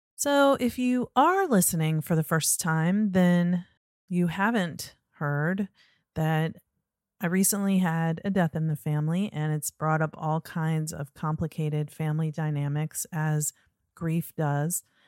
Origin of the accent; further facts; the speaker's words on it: Norfolk, Virginia, United States; moved away; I grew up in Norfolk